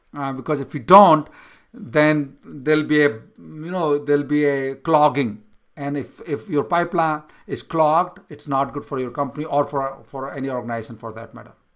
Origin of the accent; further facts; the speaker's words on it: India; moved away as an adult; now in United States; I was born in India, I came to U S right now